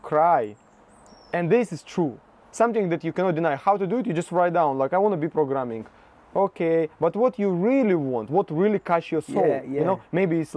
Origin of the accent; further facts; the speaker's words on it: Russia; English is a second language; moved away; I'm from Russia